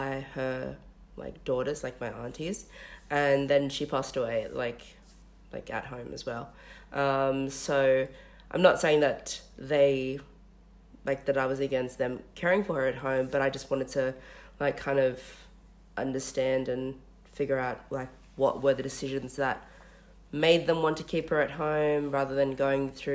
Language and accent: English; Australia; also born or lived in Western Sydney; both as Australian-raised Melanesian and Polynesian women in Western Sydney.